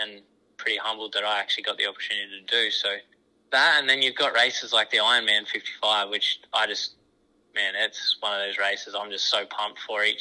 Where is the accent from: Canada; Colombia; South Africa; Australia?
Australia; moved away as an adult; also born or lived in Warrnambool; now in United States; That's our biggest race in Australia. That's the sort of the race I grew up watching